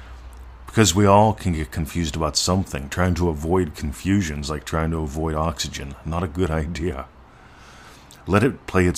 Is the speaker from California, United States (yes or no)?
no; Pittsburgh, Pennsylvania, United States; moved away; I grew up in Pittsburgh